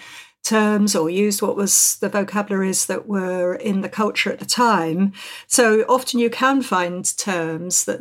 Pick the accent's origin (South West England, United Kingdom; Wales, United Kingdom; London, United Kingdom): London, United Kingdom; moved away as an adult; also born or lived in the north of England; although I'm a Londoner, I've worked in the north for many, many years